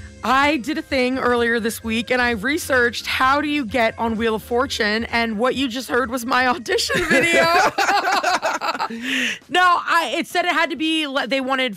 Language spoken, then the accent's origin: English; Vancouver, Washington, United States; I'm from Vancouver, Washington